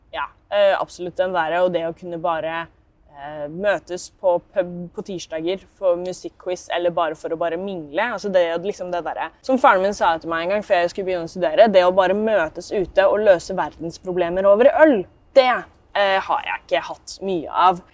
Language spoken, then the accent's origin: Norwegian; Tomter, Østfold, Norway; der jeg er fra, som da blir tomter